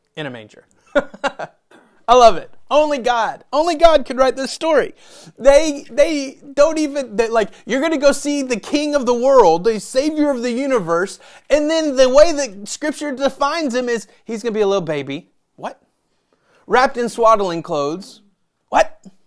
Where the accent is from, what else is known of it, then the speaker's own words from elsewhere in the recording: Memphis, Tennessee, United States; I'm from Memphis